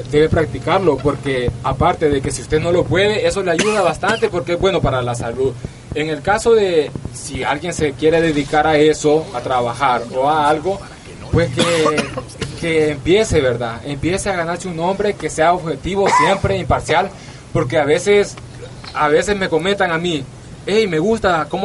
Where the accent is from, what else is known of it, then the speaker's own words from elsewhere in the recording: El Salvador; Así me identifico yo, …, porque soy salvadoreño, ya muchos lo saben ahí.